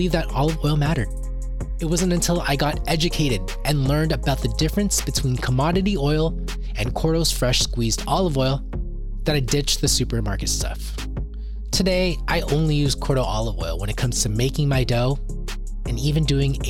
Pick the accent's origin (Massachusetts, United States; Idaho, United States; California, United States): California, United States; as a Californian who's been to Vegas in the winter